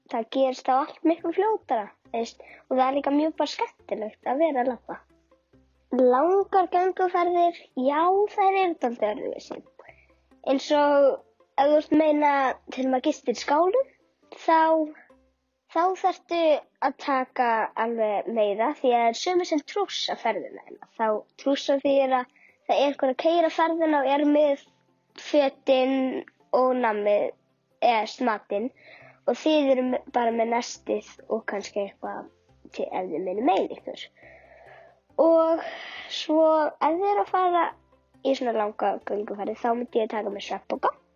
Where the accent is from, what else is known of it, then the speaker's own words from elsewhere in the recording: Kópavogur, Capital Region, Iceland; ég er frá Kópúi.